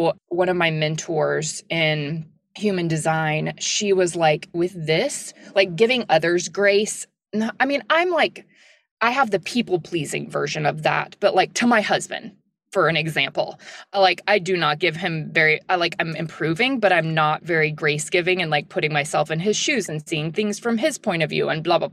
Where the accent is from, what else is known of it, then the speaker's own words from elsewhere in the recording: the South, United States; I'm from the South and it's like, I'm not a little like Southern belle at all